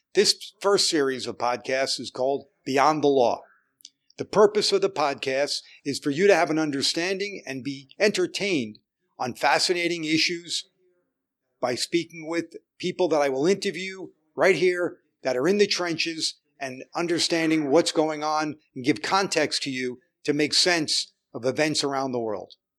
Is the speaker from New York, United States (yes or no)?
yes; New York City, New York, United States; also born or lived in Manhattan; I was born in Brooklyn and lived there most of my life till I moved to Manhattan